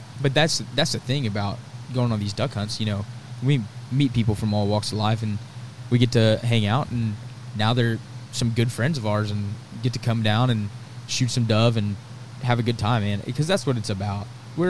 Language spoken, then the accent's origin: English; La Vernia, Texas, United States; back home in my hometown, Lavernia